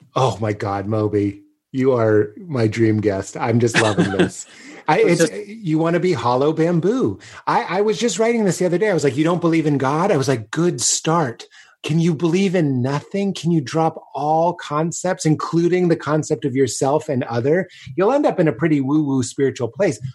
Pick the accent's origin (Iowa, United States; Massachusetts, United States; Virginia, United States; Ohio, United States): Massachusetts, United States; Boston; me in Boston